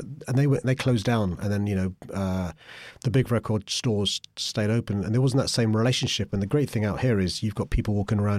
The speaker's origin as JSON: {"language": "English", "region": "London", "country": "United Kingdom", "tie": "born or raised there", "said": "I grew up in Tooting when there were independent record shops around."}